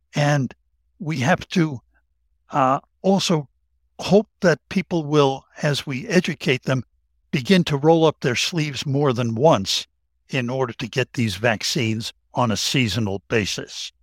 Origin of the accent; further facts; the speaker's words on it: Tennessee, United States; that's my home state in Tennessee